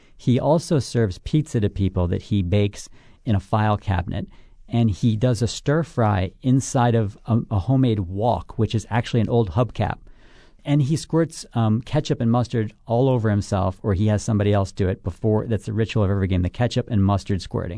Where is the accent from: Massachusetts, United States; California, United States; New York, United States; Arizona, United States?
New York, United States; Buffalo; growing up there